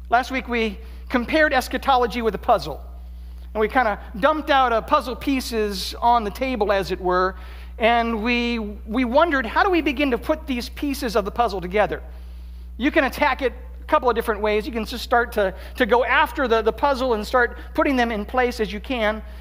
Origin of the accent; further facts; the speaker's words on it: Columbus, Ohio, United States; also grew up in Columbus. And so there is this sense in which there's ownership. This is my hometown team.